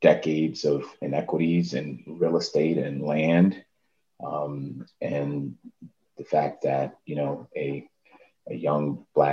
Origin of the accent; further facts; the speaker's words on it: New York City, New York, United States; I grew up in the Harlem and the Bronx